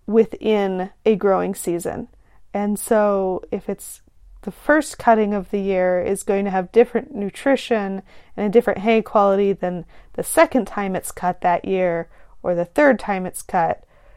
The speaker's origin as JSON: {"language": "English", "region": "California", "country": "United States", "said": "as a Californian where I live."}